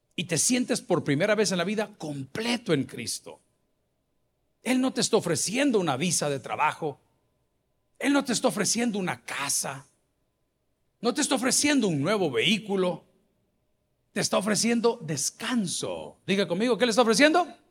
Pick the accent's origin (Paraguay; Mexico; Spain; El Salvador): El Salvador; los parques de nuestra capital, que están muy bonitos, El Salvador del mundo, el centro de San Salvador